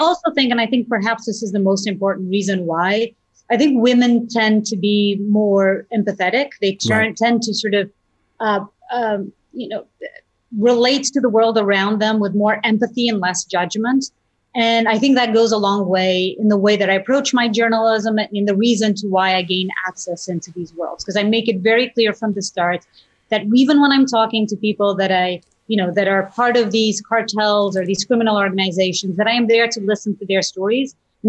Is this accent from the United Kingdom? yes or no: no; Portugal; English is a second language; I used to watch the nightly news show with my family growing up in Portugal. And I'd listen to these anchors on Portuguese television talk about what was happening all around the world